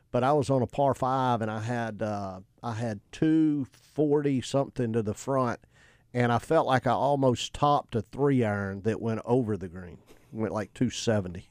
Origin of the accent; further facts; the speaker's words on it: South Mississippi, United States; I grew up in South Mississippi, nine hole golf course